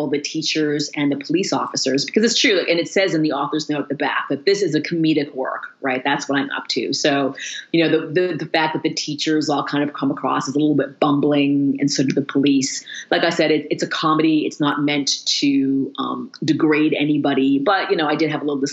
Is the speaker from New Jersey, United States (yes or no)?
no; Danvers, Massachusetts, United States; now in Madison, United States; because I grew up in Danvers, I did not grow up in Salem